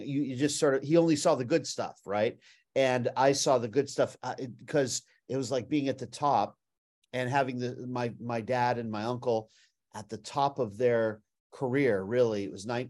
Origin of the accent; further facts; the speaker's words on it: Beverly Hills, California, United States; I grew up in Beverly Hills, California